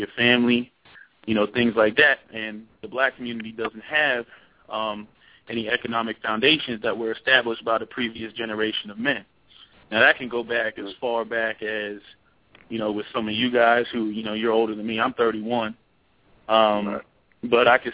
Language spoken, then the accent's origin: English; New Jersey, United States; now in Philadelphia, United States; I'm originally from Jersey